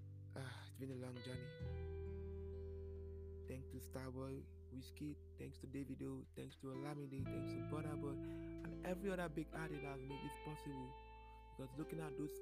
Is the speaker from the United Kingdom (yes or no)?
no; Lagos, Nigeria; was born and brought up in Nigeria